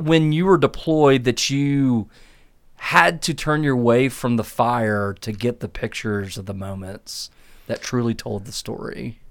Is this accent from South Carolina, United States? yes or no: yes; Clemson, South Carolina, United States; moved away; I'm from a little town called Clemson, South Carolina.